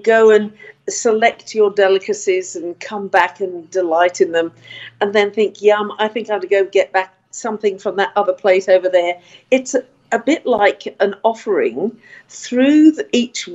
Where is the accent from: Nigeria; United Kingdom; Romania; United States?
United Kingdom; now in Australia; I come from Britain myself